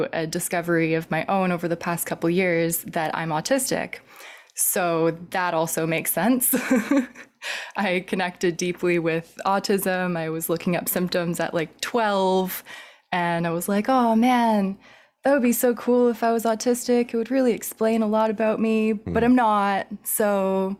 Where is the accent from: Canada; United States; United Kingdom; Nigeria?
Canada; Vancouver, British Columbia; also born or lived in Montreal; now in Victoria, Canada; I am originally from Vancouver, lived in Montreal for a few years. Now I'm back on the West Coast